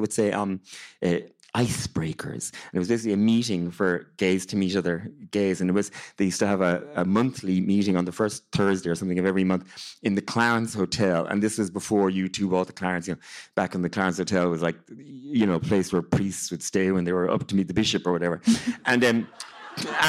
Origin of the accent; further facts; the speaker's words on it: South County Mayo, Connacht, Ireland; also born or lived in Galway / Tokyo, Japan; I'm from South County Mayo